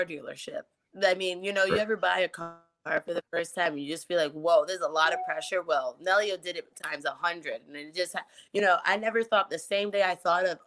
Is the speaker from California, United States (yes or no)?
no; New York City, New York, United States; I grew up in New York, Bronx, my background